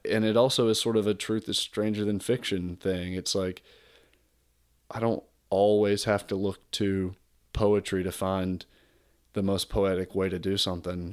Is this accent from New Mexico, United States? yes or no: no; South Georgia, United States; moved away; where I was born in South Georgia